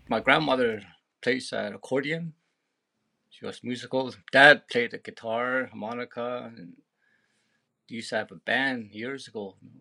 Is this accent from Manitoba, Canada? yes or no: no; between Pelly Lakes and Fortin Lakes, Yukon, Canada; born underneath a tree way out on the land between Pelly Lakes and Fortin Lakes.